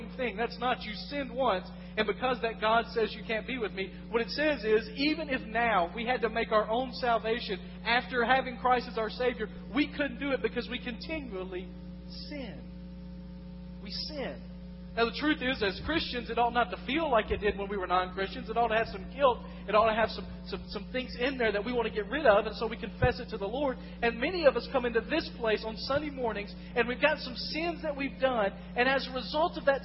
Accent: West Tennessee, United States; moved away as an adult; I come from West Tennessee

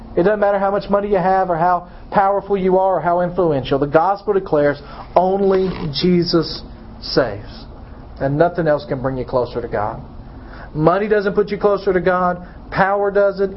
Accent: United States; as American

